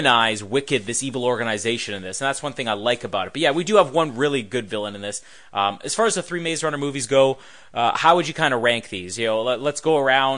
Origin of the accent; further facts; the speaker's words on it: Canada; we're Canadian here